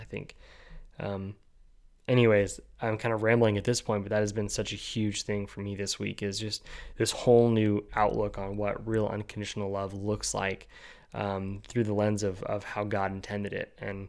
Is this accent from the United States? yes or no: yes; California, United States; also born or lived in New Guinea; I was born in California. I moved to New Guinea. She moved to Florida, then to, you know, a very conservative area of Northeast Pennsylvania. I lived in the very liberal state of California.